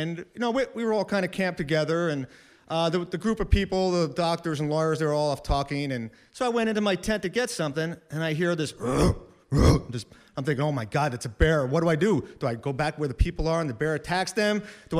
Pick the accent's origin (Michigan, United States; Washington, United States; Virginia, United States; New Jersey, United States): New Jersey, United States; moved away; I'm from New Jersey.